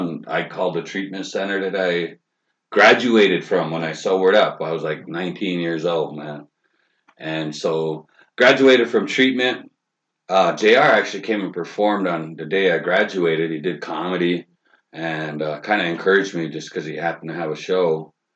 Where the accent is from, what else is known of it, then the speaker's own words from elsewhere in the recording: Fort Thompson, South Dakota, United States; I'm from South Dakota. I'm from the Crow Creek Reservation in uh, Fort Thompson.